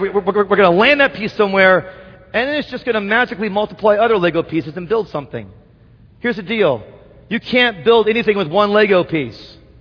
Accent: Indianapolis, Indiana, United States; now in Wheaton, United States; my hometown of Indianapolis

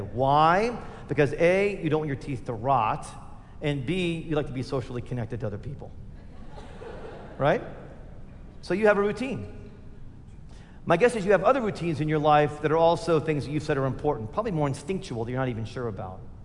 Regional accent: United States; I've been made an American by Jesus

